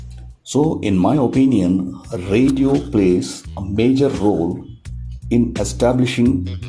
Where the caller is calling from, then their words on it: Visakhapatnam, Andhra Pradesh, India; I am calling from Visakhapatnam, a beautiful port city in the southeast coast of India.